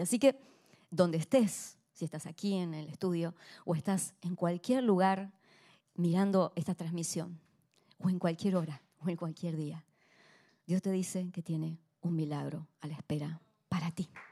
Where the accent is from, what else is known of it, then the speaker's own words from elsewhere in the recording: Argentina; como argentina